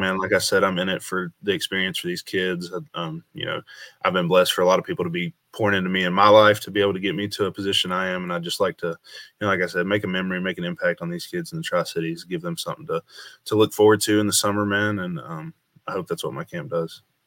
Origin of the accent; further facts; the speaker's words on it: Bluff City, Tennessee, United States; my hometown, Bluff City, Upper Northeast Tennessee